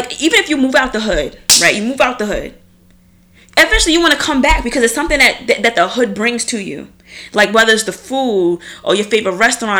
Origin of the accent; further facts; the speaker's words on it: Long Island, New York, United States; I'm from Long Island